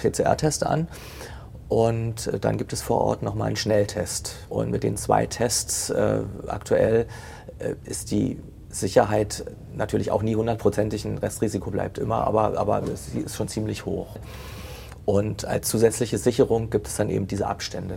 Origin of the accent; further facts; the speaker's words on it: Potsdam, Brandenburg, Germany; Ich bin ja gebürtiger Potsdamer